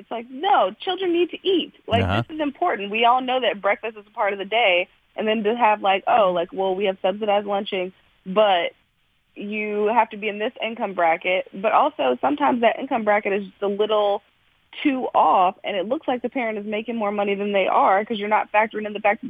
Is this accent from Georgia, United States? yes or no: yes; Georgia, United States; also born or lived in Kentucky; I'm from Georgia. I'm an Army grad.